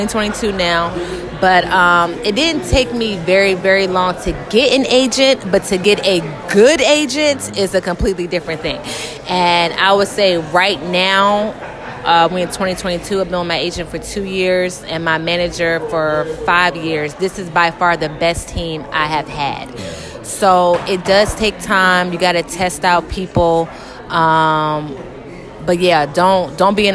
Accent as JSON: {"language": "English", "town": "Atlanta", "region": "Georgia", "country": "United States", "also_born_or_lived": "Virginia", "moved": "as an adult", "lives_now": "Los Angeles, United States", "said": "I'm from Atlanta, born in Virginia"}